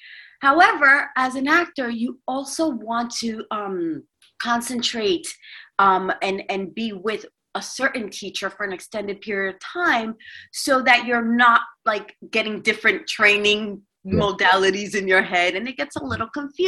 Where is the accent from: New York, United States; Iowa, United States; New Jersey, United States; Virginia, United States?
New York, United States; now in Los Angeles, United States; because I'm originally from New York, and New York has a little bit of a stern look on their face when they walk the streets.